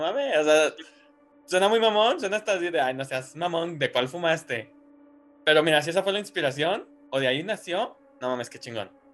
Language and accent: Spanish; Guadalajara, Jalisco, Mexico